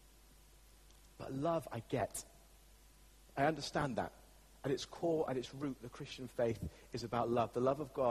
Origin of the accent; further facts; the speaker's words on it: England, United Kingdom; As English people